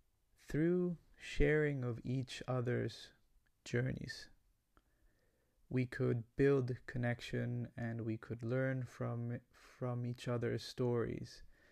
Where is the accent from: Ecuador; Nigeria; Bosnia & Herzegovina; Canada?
Ecuador; Guayaquil, Guayas; English is a second language; also born or lived in United States; I come from Ecuador. I was born in Guayaquil, Ecuador. That's a coastal city, hot city in South America.